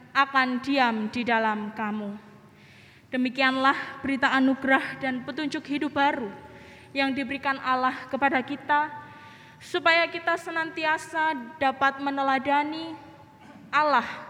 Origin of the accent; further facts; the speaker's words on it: Indonesia; negara kami Indonesia